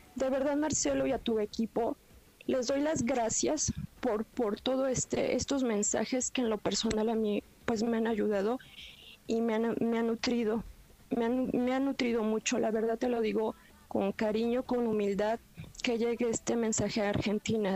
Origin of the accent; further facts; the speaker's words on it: Mexico City, Mexico; Soy del Distrito Federal